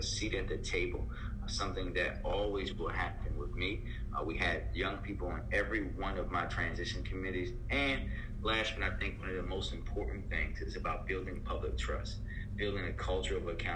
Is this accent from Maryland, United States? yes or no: yes; Baltimore, Maryland, United States; Born and raised. Baltimore born, Baltimore bred